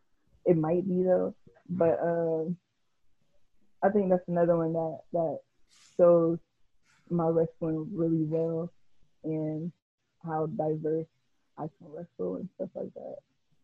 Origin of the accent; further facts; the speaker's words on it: Jamaica; And I'm not saying there's anything wrong with Jamaica because I'm Jamaican.